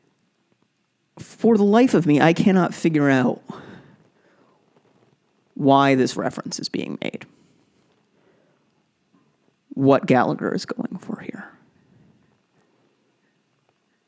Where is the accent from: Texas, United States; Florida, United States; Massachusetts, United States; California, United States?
Massachusetts, United States; Brookline; I grew up in Brookline, Massachusetts